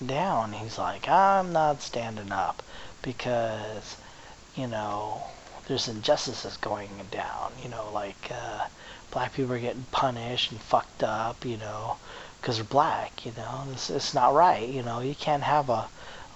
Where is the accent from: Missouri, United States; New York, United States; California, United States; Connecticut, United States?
California, United States; San Diego; I am from San Diego